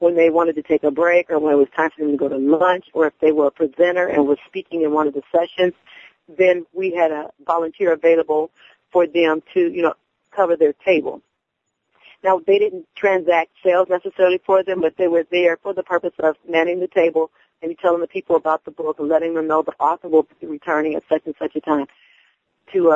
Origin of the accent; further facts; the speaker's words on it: Dayton, Ohio, United States; to the city of Dayton, you know, to bring a little flavor into my hometown.